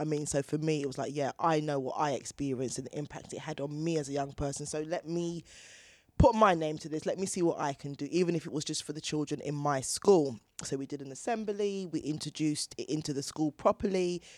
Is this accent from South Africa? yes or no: no; Chingford, London, United Kingdom; I grew up in Chingford with six brothers and sisters